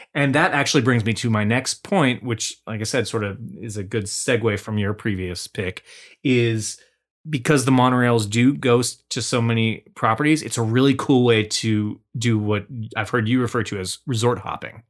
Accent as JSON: {"language": "English", "region": "Washington", "country": "United States", "tie": "born or raised there", "said": "our roots growing up in Washington State"}